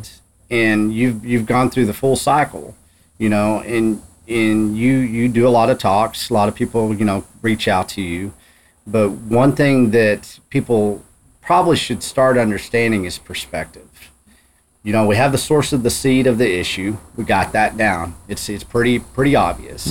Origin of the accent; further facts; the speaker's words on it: Texas Panhandle, United States; I come from Texas I come from the Texas Panhandle, mm-hmm. commodity cowboy country